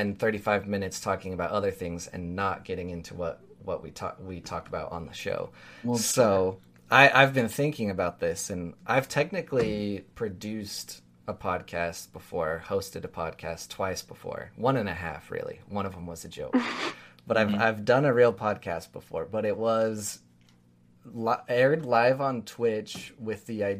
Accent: Utah, United States; Listen, I grew up in Utah as well. It might as well be a southern state.

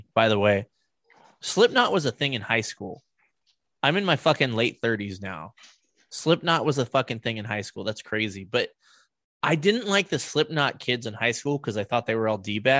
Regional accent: Colorado, United States; moved away as an adult; When I first moved here, people found out I was from Colorado.

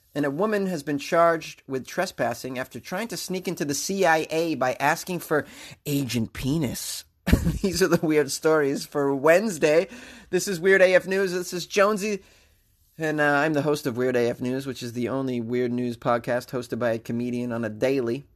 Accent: Massachusetts, United States; moved away; I'm originally from Mass

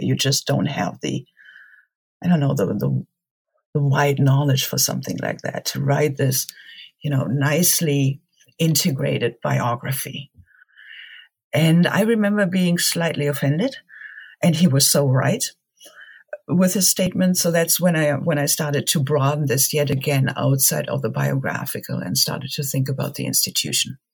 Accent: Germany; moved away; also born or lived in Marburg; Growing up in Germany

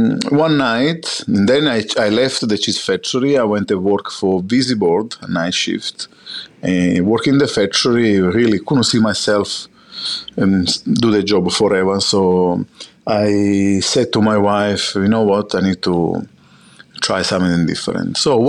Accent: Sicily, Italy; born or raised there; English is a second language; moved away as an adult; now in Australia

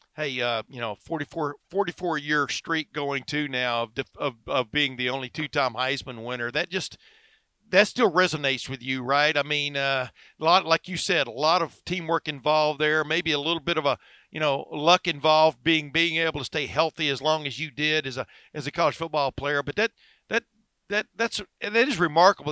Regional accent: Alabama, United States; I was born in Alabama

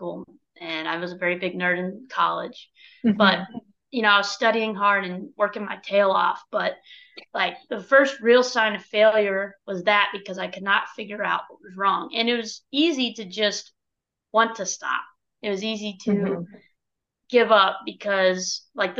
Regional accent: Dallas, Texas, United States; moved away; I'm from Dallas, Texas.

